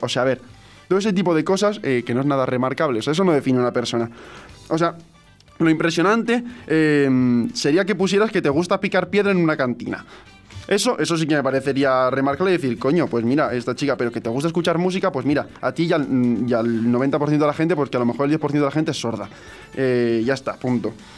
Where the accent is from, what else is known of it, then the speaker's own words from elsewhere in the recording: Alicante, Valencian Community, Spain; yo era de Alicante, que era alicantino, me dijeron que no tenía nada de acento andaluz